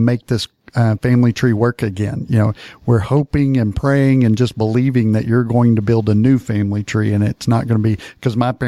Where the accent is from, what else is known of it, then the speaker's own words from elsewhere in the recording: Paris, Texas, United States; I grew up in Paris, Texas, just a little south of Ardmore, Oklahoma.